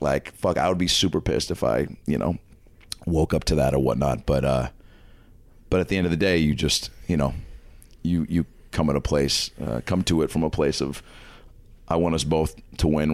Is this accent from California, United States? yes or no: no; Lake Forest Park, Washington, United States; So I grew up in Seattle, Washington, Lake Lake Forest Park, Washington, which is about 25 minutes north of the city